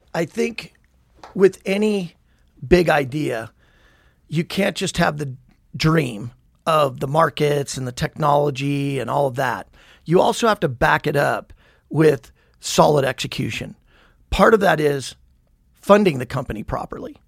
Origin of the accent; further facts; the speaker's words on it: Billings, Montana, United States; moved away as an adult; also born or lived in Havre, Montana / New Mexico / San Diego; We moved to Billings when I was about one. So Billings is all I really knew. Born and raised, went to uh, Billings West High School